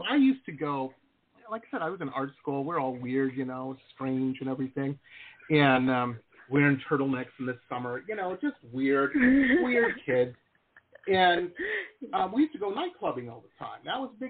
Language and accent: English; Detroit, Michigan, United States; moved away as an adult; also born or lived in Boston / Southern California / San Diego; I grew up in Detroit